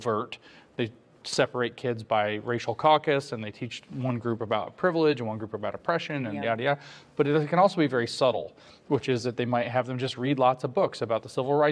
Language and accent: English; Southern Appalachia, United States; I grew up in Appalachia, in southern Appalachia, although I also have family here in northern Appalachia.